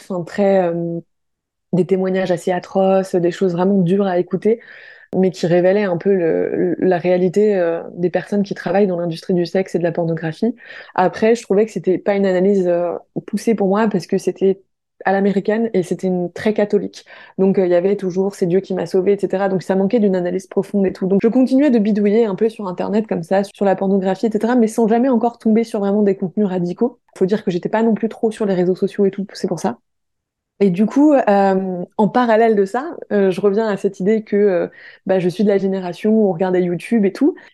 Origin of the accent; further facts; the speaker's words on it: Paris, Île-de-France, France; j'ai 29 ans et je suis de Paris